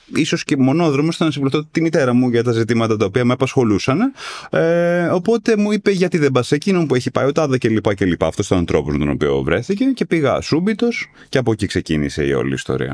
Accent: Athens, Attica, Greece; μεγάλωσα στην Αθήνα τη δεκαετία

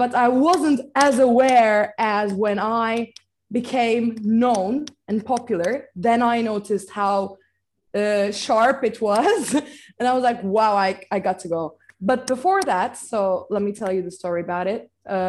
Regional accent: İzmir, Turkey; English is a second language; moved away as an adult; also born or lived in Istanbul, Turkey; now in London, United Kingdom; because I'm coming from Izmir, and Izmir is the westest part of Turkey.

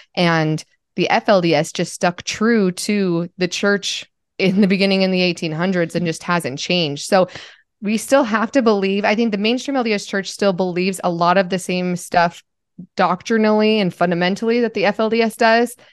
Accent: Utah, United States; I grew up in Utah

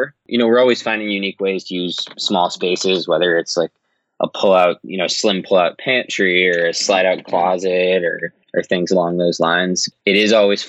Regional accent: Massachusetts, United States; I'm from Massachusetts

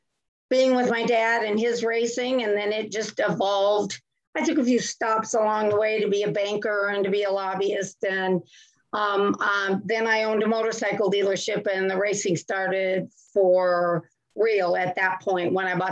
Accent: Eastern Colorado, United States; also born or lived in Indianapolis, Indiana / Kansas City / New Mexico; now in Winston-Salem, United States; I currently live in Winston-Salem, North Carolina, but I was born in Colorado and lived on a cattle ranch out in Eastern Colorado when I grew up. And then I've lived all over the country ever since, Indianapolis, Kansas City

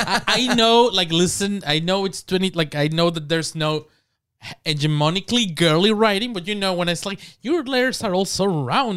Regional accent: Mexico; born there; I am Mexican Cuban. That means that I was born in Mexico, but I'm first generation Mexican.

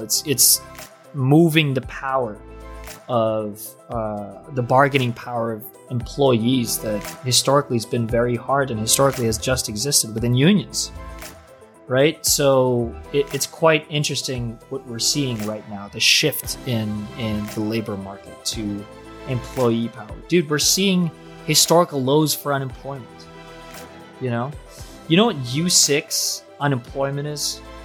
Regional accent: Jersey City, New Jersey, United States; I'm from Jersey City.

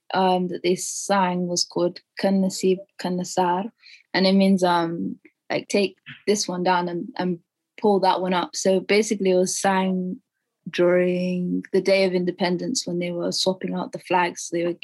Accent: Denmark; born there; And also a lot of Somalis like myself were actually not born in the UK. I was born in Denmark.

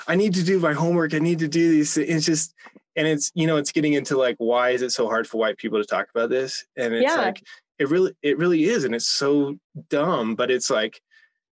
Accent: Kansas, United States; now in Denver, United States; I'm from Kansas

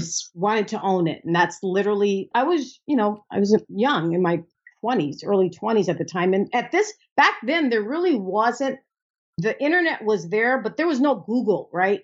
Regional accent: United States; I'm an American

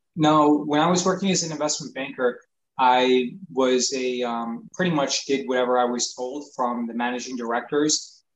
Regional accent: New York, United States; I grew up in New York

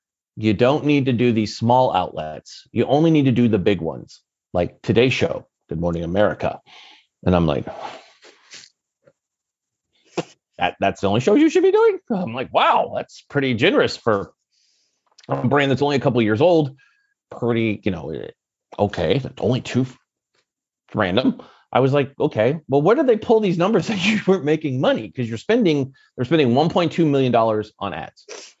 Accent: Silicon Valley, California, United States; And I'm always big, but I come from the Silicon Valley.

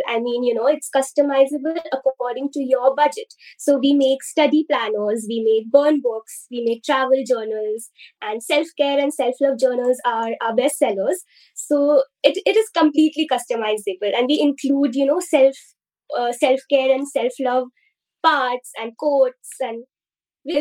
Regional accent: India; I'm from India, and in the Indian society

